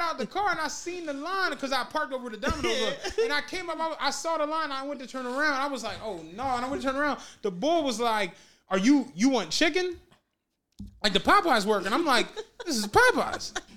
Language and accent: English; Philadelphia, Pennsylvania, United States; I'm from Philly.